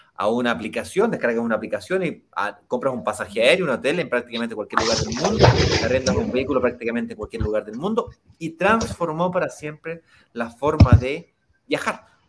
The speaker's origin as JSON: {"language": "Spanish", "country": "Chile", "tie": "born or raised there", "said": "Chile, que es de donde yo soy originalmente"}